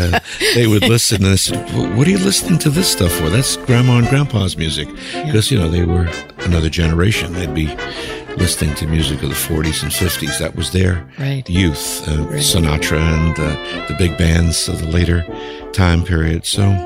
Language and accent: English; Long Island, New York, United States; also born or lived in Brooklyn, New York; I was born in Brooklyn, raised out in Long Island